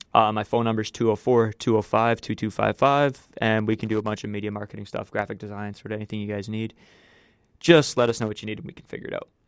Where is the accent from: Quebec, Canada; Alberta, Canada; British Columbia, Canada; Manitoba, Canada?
Manitoba, Canada; I'm from the small town of Bossier, Manitoba.